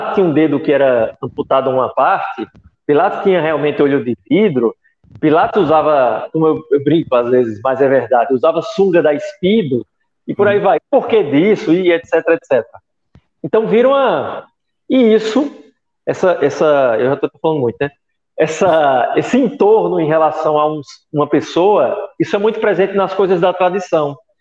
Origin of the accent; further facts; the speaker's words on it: interior of Pernambuco, Brazil; now in Recife, Brazil; sou nordestino de Recife, quer dizer, sou do interior, né, mas moro no Recife